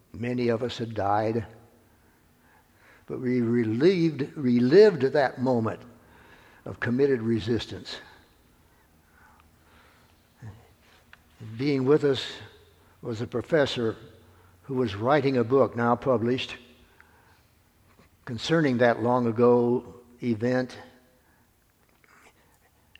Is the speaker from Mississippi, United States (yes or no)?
yes; Mississippi, United States; one lone member of the state legislature from my hometown, Carl Wiesenberg.